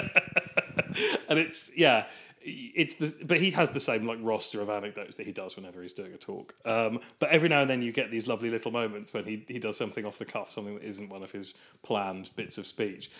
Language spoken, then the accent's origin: English; England, United Kingdom; as an English person